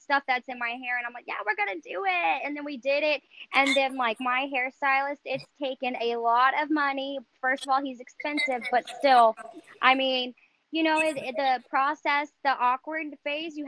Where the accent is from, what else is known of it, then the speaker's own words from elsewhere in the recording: North Richland Hills, Texas, United States; I was born and raised in North Richland Hills